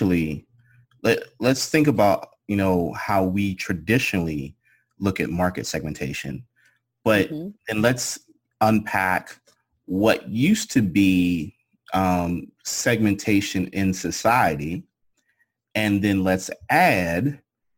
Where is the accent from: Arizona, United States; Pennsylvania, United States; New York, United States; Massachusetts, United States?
Pennsylvania, United States; Pittsburgh; moved away; growing up and living in Pennsylvania and growing up in Pittsburgh was, everybody knew it as a steel city